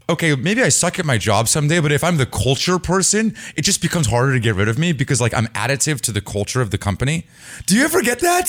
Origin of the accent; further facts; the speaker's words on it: Bay Area, California, United States; I grew up in the Bay Area. I've lived in the city for the last ten years